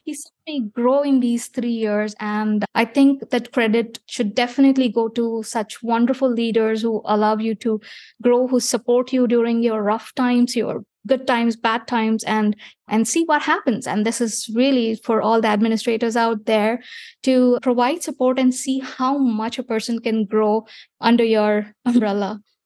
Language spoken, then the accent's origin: English; India; moved away as an adult; I was born in India